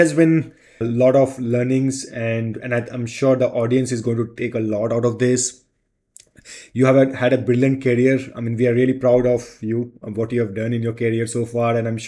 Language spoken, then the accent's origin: English; India; So I feel proud to be being an Indian.